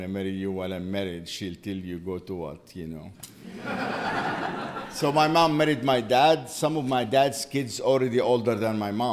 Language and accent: English; West Bank, Palestine; moved away as an adult; also born or lived in Jerusalem / Qalqilya / England / Minneapolis; now in Chapel Hill, United States; I grew up in the West Bank of Jerusalem, of Jordan. It was the West Bank of Jordan.